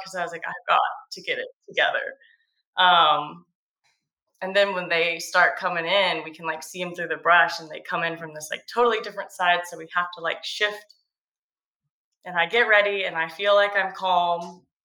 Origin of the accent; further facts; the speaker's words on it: Georgia coast, United States; I grew up on the Georgia